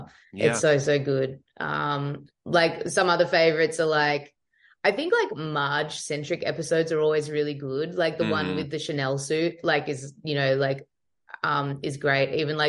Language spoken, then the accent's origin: English; Australia; Oh, it's all accurate. It's completely what happens. Yeah. That's what it's like down there.